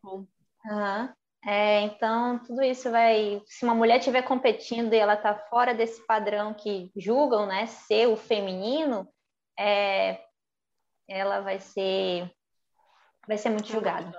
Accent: North Region, Brazil; eu como mulher, como nortista, como brasileira

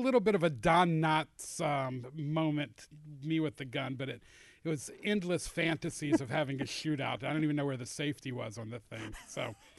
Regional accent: Atlanta, Georgia, United States; I am an Atlanta native, born and bred.

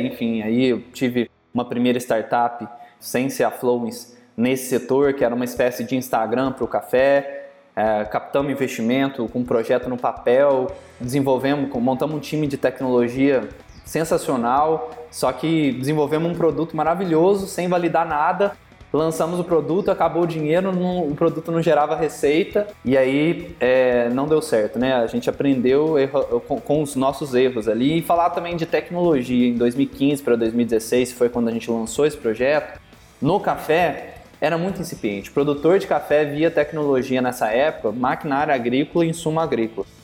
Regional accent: Minas Gerais, Brazil; also born or lived in Belo Horizonte; ou você produz café, ou mexe com café, ou você vira cantor. E minha família, a vida inteira foi ligada à produção

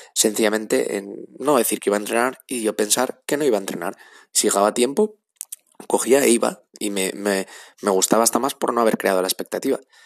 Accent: Asturias, Spain; now in Madrid, Spain; yo vivo en Madrid, pero soy de Asturias

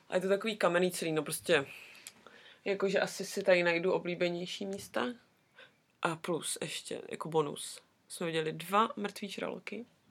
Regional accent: Brno, South Moravian Region, Czechia; now in Wellington, New Zealand; u nás v Brně

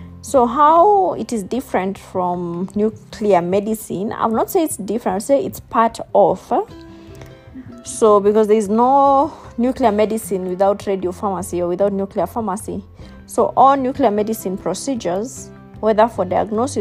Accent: Limuru, Kiambu County, Kenya; also born or lived in South Africa; I'm from Limuru, and I studied at Loreto.

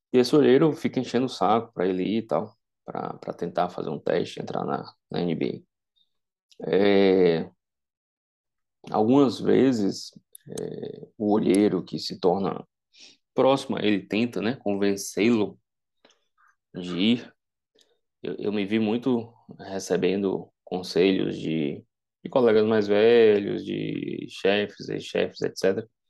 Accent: Vitória da Conquista, Bahia, Brazil; moved away; ir para a minha cidade natal, para Vitória da Conquista

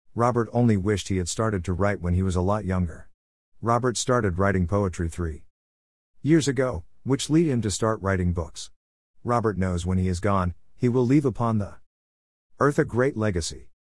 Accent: Melbourne, Victoria, Australia; born or raised there

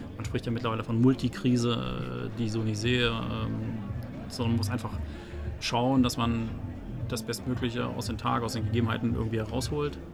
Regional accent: Zittau, Saxony, Germany; bin gebürtiger Sachse, äh, Ostsachse, um genau zu sein, gebürtig in Zittau.

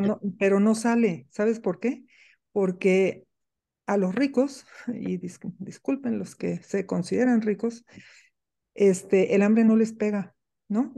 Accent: Soconusco, Chiapas, Mexico; crecí en una selva, nací en, en el Soconusco, en Chiapas, en una finca de café

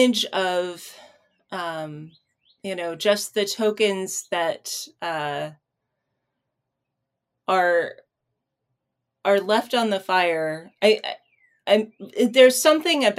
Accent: United States; for me as an American

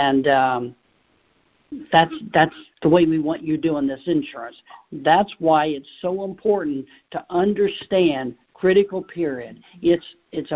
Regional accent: Cincinnati, Ohio, United States; I'm from Cincinnati

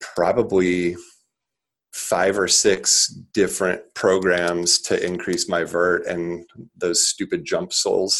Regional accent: Lincoln, Nebraska, United States; grew up in Lincoln, Nebraska, a trailer park. Actually, um, I am still in Lincoln here in Lincoln

